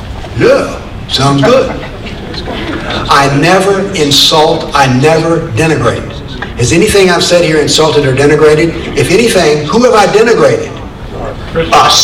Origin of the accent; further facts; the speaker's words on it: the South, Appalachia, United States; also born or lived in Nashville, Tennessee; I grew up in the South and was very conscious of slavery. I grew up in Appalachia, there were no slaves, of course, where I was